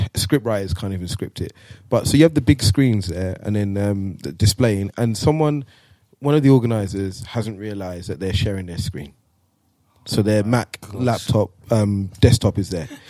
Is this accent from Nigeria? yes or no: yes; Nigeria; now in Netherlands; went back home to Nigeria. So for those that don't know, I'm Nigerian.